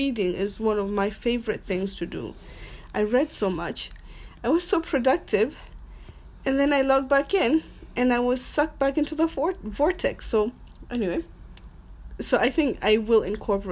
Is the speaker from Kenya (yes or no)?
yes; Lamu, Lamu County, Kenya; I remember growing up in Lamu